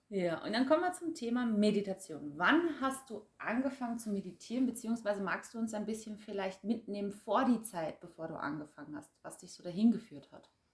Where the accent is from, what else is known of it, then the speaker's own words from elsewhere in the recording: Germany; ich bin ja aus Deutschland